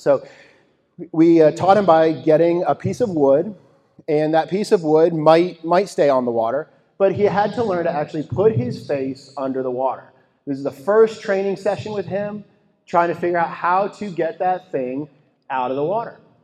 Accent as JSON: {"language": "English", "region": "Texas", "country": "United States", "tie": "born or raised there", "said": "My wife and I grew up in Texas"}